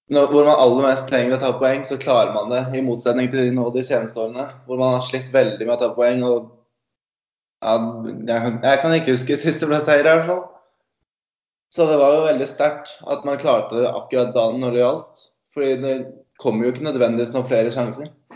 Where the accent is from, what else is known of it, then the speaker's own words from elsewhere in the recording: Sandefjord, Vestfold, Norway; now in Stavanger, Norway; Jeg kommer fra Sandefjord